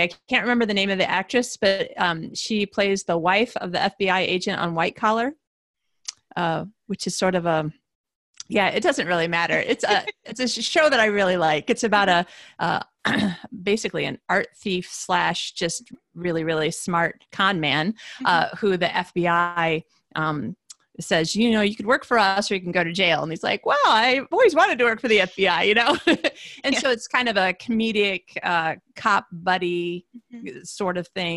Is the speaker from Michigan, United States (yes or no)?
yes; Michigan, United States; I'm from Michigan